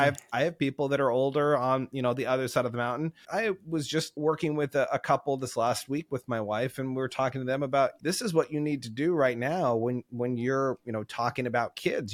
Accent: Oregon, United States; growing up in Oregon here

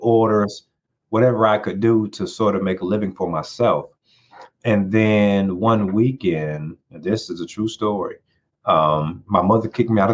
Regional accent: Atlanta, Georgia, United States; Growing up in Atlanta, single mother there with my brother

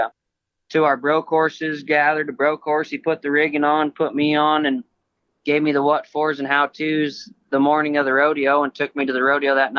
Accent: near Cody, Wyoming, United States; I grew up in Wyoming, just south of Billings, Montana, by Cody, Wyoming. I'm only 50 miles from Cody

